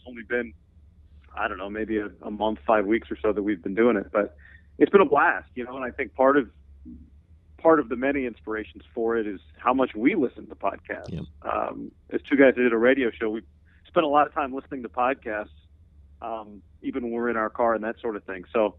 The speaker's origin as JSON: {"language": "English", "town": "Davis", "region": "California", "country": "United States", "said": "I'm from Davis, which my dad was in the Air Force, but we moved to Davis before ninth grade, and that's actually where I met John"}